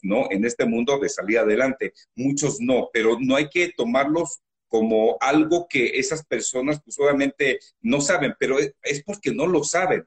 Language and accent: Spanish; Ciudad Nezahualcóyotl, State of Mexico, Mexico; soy de Ciudad de eh, orgullosamente nací ahí, soy de padres michoacanos